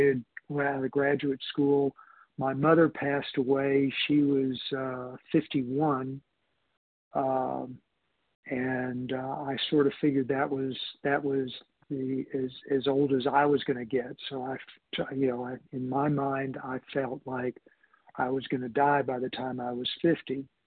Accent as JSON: {"language": "English", "town": "Houston", "region": "Texas", "country": "United States", "tie": "born or raised there", "said": "I grew up in Houston, it was hot there"}